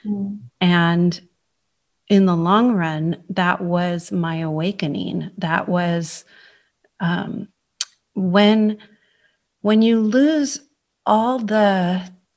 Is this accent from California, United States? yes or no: yes; San Francisco, California, United States; moved away as an adult; now in Cheltenham, United Kingdom; I was born in San Francisco, California